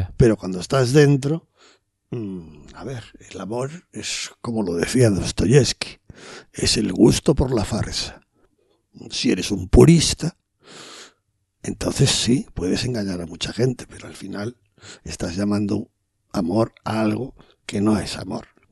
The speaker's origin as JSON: {"language": "Spanish", "country": "Spain", "said": "veraneásemos tres meses como buenos españoles"}